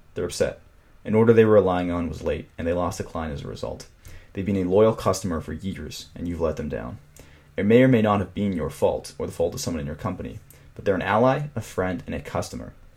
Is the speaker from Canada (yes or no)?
yes; Toronto, Ontario, Canada; my hometown of Toronto, Canada